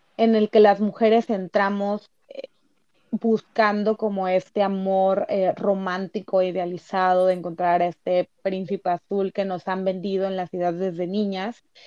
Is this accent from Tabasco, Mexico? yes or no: yes; Tabasco, Mexico; moved away as an adult; now in Tijuana, Mexico; yo soy de Tabasco, pero tengo ya dos años viviendo acá en Tijuana